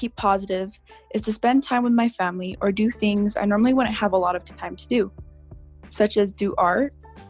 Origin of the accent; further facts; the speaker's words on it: New Mexico, United States; I am 14 years old, and my pronouns are she, her, and hers. I identify as a Nuevo Mexicana Chicana.